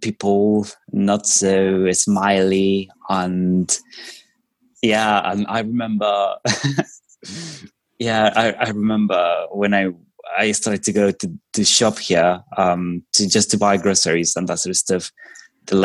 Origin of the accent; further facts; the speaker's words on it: Colombia; first language Spanish; English is a second language; moved away as an adult; now in Liverpool, United Kingdom; I am originally from Colombia, so that's South America